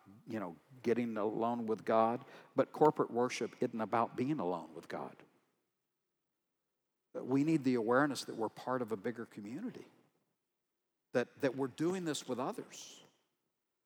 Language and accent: English; Texas, United States; I'm from Texas